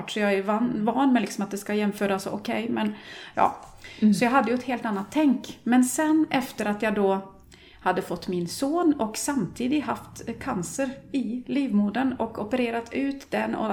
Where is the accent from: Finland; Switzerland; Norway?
Norway; Swedish is a second language; also born or lived in Sweden; now in Gothenburg, Sweden; jag är ju norsk då, som ni kanske redan har hört.